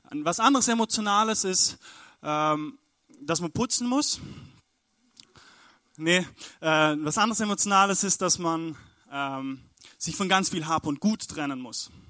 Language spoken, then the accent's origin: German; Stuttgart, Baden-Württemberg, Germany; wir kommen aus Stuttgart, genau, da sind wir angereist.